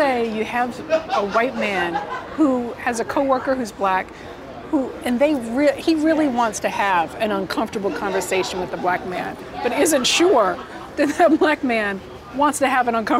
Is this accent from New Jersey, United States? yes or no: no; Massachusetts, United States; moved away; I'm originally from Massachusetts